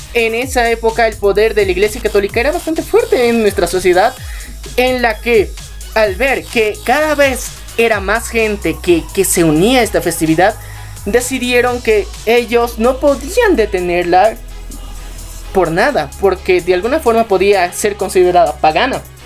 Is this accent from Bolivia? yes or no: yes; Bolivia; como ciudadanos bolivianos eh, tenemos